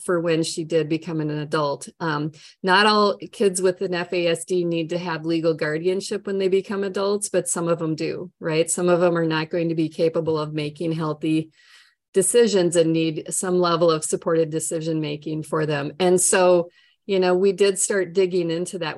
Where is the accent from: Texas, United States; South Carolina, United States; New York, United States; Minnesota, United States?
Minnesota, United States; accent: Minnesota, long O's; moved away as an adult; now in Florida, United States; I'm from Minnesota with my long O's and my nice Norwegian accent